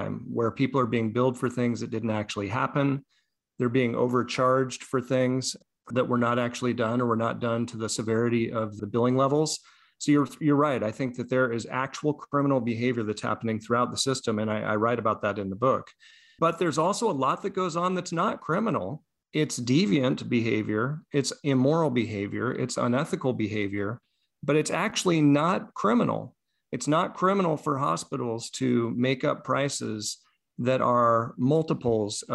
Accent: United States; As an American

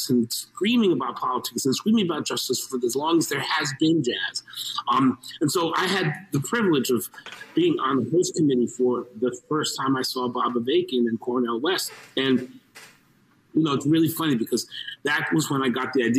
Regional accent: Mexico; I'm a Mexican. I was born in Mexico of Mexican and Cuban heritage

